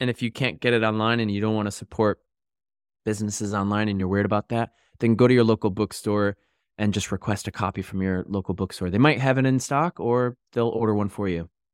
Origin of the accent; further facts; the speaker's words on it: Connecticut, United States; moved away as an adult; also born or lived in New York; now in United Kingdom; I'm from Connecticut